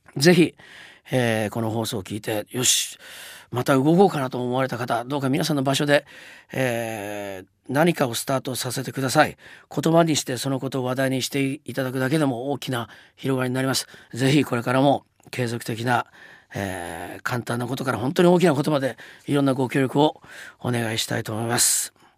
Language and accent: Japanese; Hiroshima, Japan; now in New York, United States; 僕の地元であります広島市から広島市民賞をいただきました